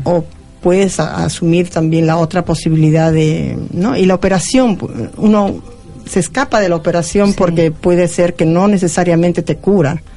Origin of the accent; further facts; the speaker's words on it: Peru; moved away; no estoy en mi país y estoy feliz de estar en, Argentina